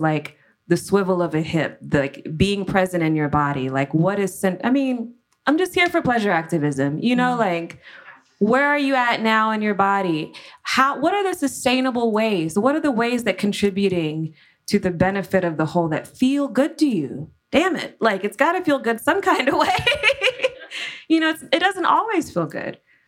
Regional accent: Louisiana, United States; I'm from Louisiana, but really we're more Spanish than French

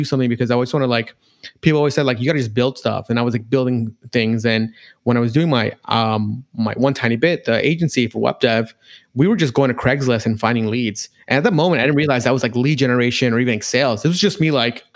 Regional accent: New York City, New York, United States; also born or lived in Floral Park, Long Island / Binghamton, New York; I'm from New York, and I grew up in Queens and Floral Park, Long Island

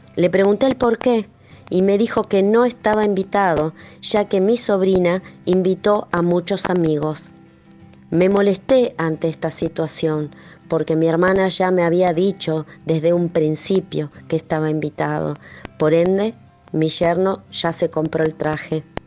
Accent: Argentina; soy de Argentina.

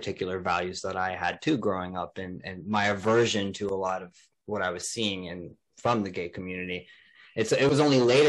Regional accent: Elizabeth, New Jersey, United States; where I grew up in New Jersey, there was no gay community in Elizabeth.

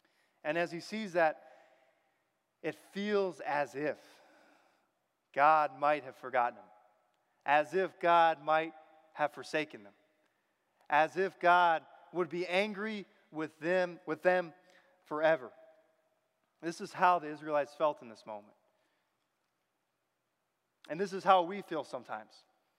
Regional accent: Michigan, United States; born there; also born or lived in Virginia; And I was born in Michigan. I lived a lot of my life in Virginia, but I have a lot of family here.

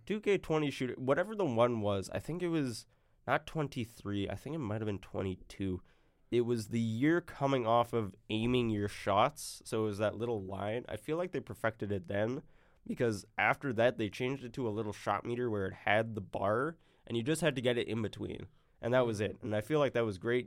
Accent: Arkansas, United States; I'm from Arkansas. I'm a Razorback

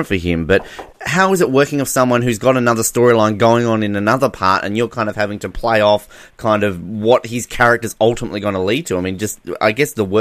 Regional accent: Australia; as an Australian

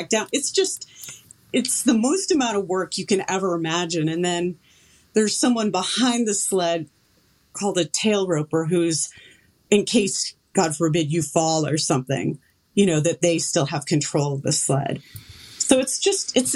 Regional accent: Connecticut, United States; moved away; I come from Connecticut

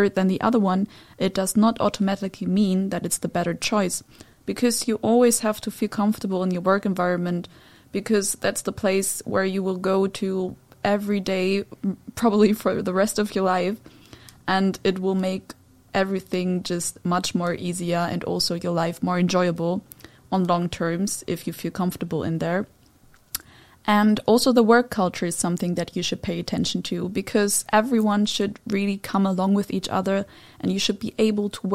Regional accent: Germany; now in Netherlands; my home country, which is Germany

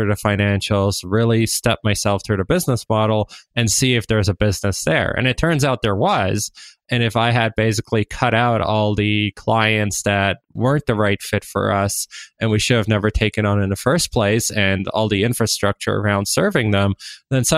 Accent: Waterloo, Ontario, Canada; I grew up in Waterloo. It's a startup hub.

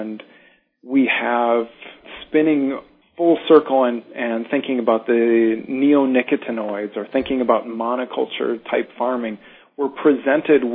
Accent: North Dakota, United States; I'm from North Dakota originally, and throughout my childhood exposure to the farms around me in North Dakota

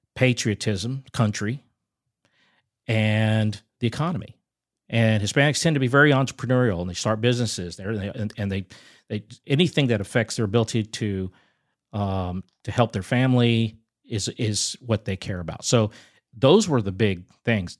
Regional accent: San Antonio, Texas, United States; I grew up in San Antonio, Texas

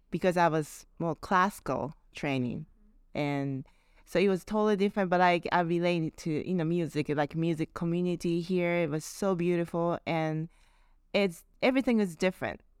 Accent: Japan; English is a second language; now in New Orleans, United States; New Orleans is the first place I came from Japan and uh, how I got here was Actually, I was playing with my friends in Japan.

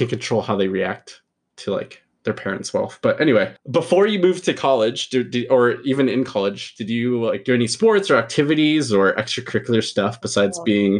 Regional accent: Pleasanton, California, United States; I grew up in Pleasanton. It's very bubble town as well. Pleasantville was a nickname, because nothing ever bad happened.

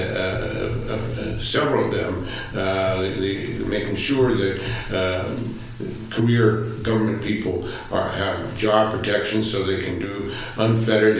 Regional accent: New York, United States; now in California, United States; I was born in New York

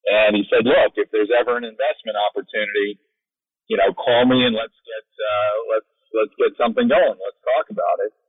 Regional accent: Philadelphia, Pennsylvania, United States; moved away as an adult; also born or lived in Binghamton, New York; now in Orlando, United States; I grew up in uh, north, northeast Philadelphia and went to George Washington High School

